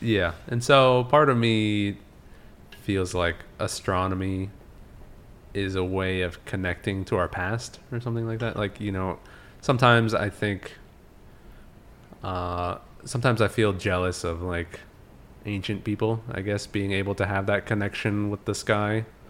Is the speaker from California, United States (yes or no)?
yes; California, United States; I grew up in California